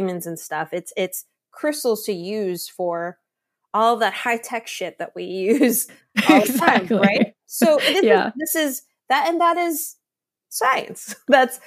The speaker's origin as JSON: {"language": "English", "country": "Laos", "said": "I'm from Laos. We believe in ghosts."}